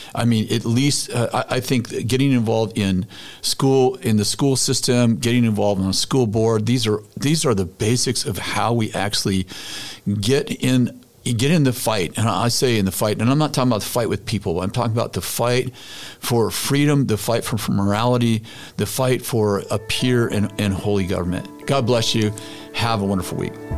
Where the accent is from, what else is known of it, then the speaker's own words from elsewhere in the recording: United States; I'm an American